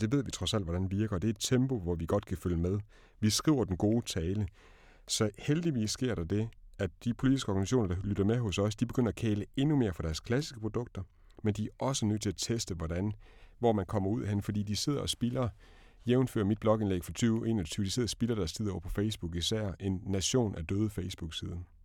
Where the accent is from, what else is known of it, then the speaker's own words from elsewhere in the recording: Denmark; som dansker